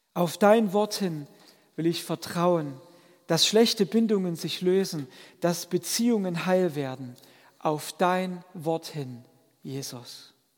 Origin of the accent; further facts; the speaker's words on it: a village in the Vogtland, Germany; moved away; als Kind durfte ich dabei sein, wenn meine Großeltern das in meinem vogtländischen Heimatdorf gemacht haben